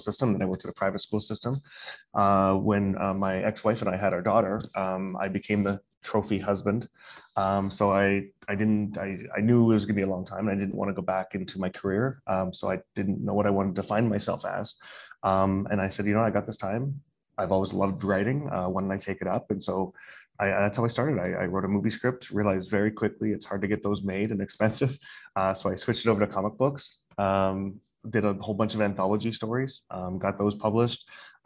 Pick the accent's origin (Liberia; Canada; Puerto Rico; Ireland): Canada; Calgary, Alberta; moved away as an adult; also born or lived in Singapore; now in Beijing, China; I'm originally from Calgary, Alberta, Canada